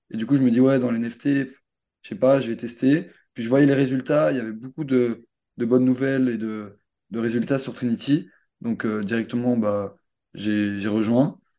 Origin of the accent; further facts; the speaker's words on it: Belgium; Ah ouais, je suis belge.